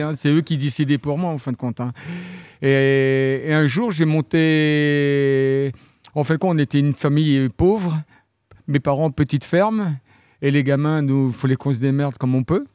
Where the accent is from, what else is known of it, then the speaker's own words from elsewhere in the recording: Saint-Martin-de-Landelles, Normandy, France; also born or lived in Saint-Hilaire-du-Harcouët / Vire; Je suis originaire de Saint-Martin-de-Landelle